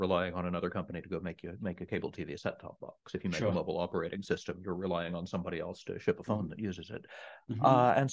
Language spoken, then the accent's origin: English; East Texas, United States; I grew up in the middle of nowhere in East Texas